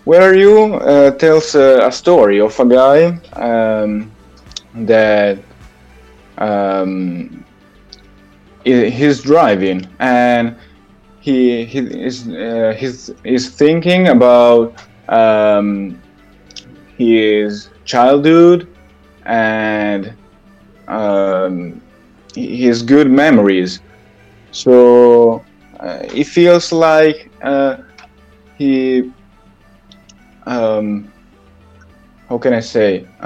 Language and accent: English; Italy; I'm from Italy.